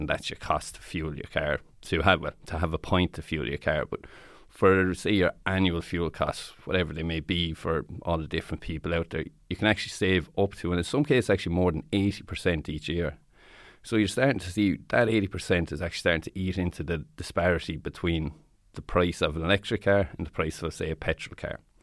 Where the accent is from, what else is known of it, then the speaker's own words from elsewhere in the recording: Tipperary, Munster, Ireland; I'm from Tipperary myself